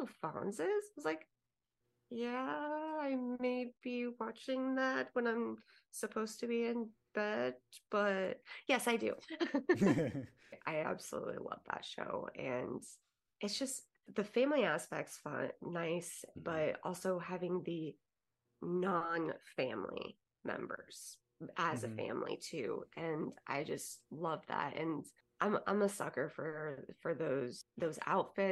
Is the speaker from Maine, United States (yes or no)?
no; Kansas, United States; moved away; I'm originally from Kansas.